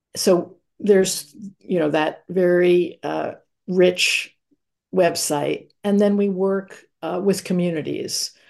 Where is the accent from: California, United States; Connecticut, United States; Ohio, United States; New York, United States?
New York, United States; New York City; I grew up in New York City in Manhattan